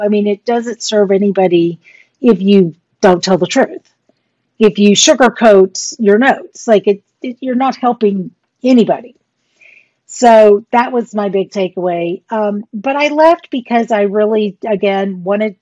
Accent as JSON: {"language": "English", "town": "Portland", "region": "Texas", "country": "United States", "tie": "born or raised there", "also_born_or_lived": "Fort Worth, Texas", "said": "my high school, Gregory Portland High School"}